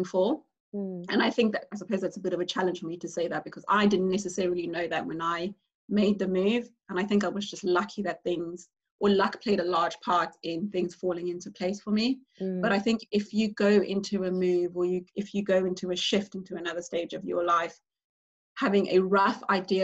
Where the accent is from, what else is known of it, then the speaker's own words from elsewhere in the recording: South Africa; moved away as an adult; now in United Kingdom; being a South African, I think I took for granted how candid we are back home